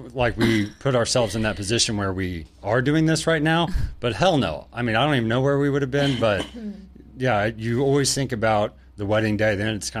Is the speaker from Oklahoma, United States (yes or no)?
yes; Oklahoma, United States; We grew up in Oklahoma, so we just see that growing up.